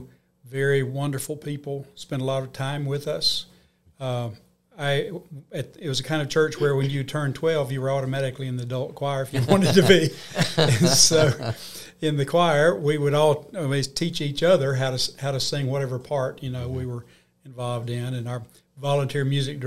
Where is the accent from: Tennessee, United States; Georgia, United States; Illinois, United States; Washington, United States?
Georgia, United States; Toccoa; now in Columbus, United States; I grew up in Toccoa, Georgia, which is in the mountains to some extent